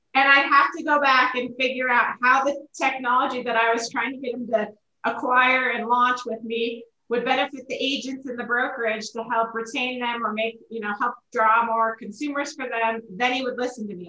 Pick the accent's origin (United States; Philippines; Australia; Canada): United States; Oregon; moved away as an adult; now in Colorado, United States; I grew up in Oregon